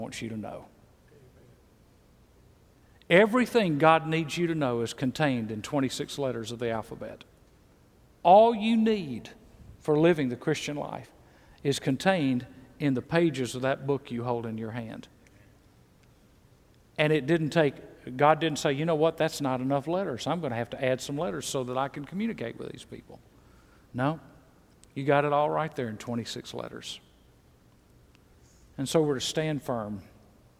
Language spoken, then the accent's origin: English; Mississippi, United States; moved away; also born or lived in Texas / Georgia; I was born in Mississippi.